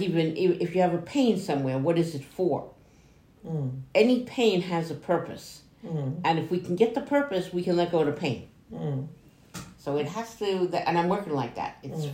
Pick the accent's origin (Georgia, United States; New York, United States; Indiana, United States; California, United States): New York, United States; accent: New York; when I lived in New York, because I am from New York, as you can hear in my accent